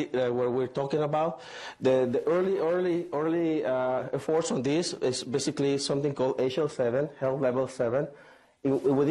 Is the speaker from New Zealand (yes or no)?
no; Mazatlán, Sinaloa, Mexico; now in Hanover, United States; I am from Mexico, from Mazatlán.